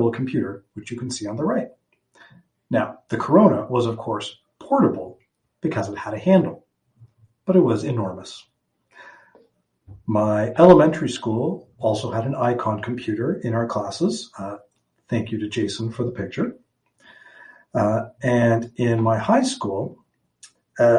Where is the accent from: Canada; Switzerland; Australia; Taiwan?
Canada; Toronto, Ontario; also born or lived in St. John's, Newfoundland / Waterloo; I was born in St. John's, Newfoundland in 1979. hung out there for a little bit, and eventually my family moved to Toronto for the majority of my childhood and all of my schooling pre-university.